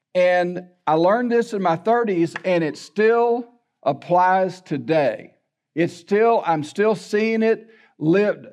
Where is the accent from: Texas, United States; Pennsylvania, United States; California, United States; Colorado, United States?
Texas, United States; La Porte; also born or lived in Baytown, Texas; I was raised in LaPorte.